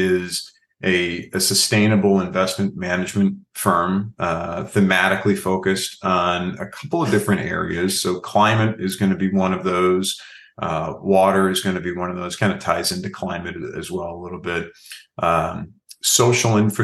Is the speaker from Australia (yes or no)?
no; Chicago, Illinois, United States; born and raised in the Midwest here in the Chicago area